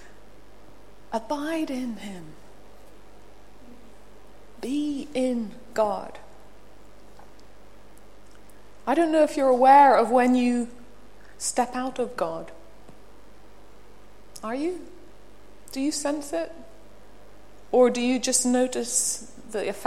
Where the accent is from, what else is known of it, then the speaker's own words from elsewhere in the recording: Belfast, Northern Ireland, United Kingdom; moved away; I come from Belfast, Northern Ireland, and there's a street called the Newton Ards Road. We lived up near the top of it, had to come down it to go to art college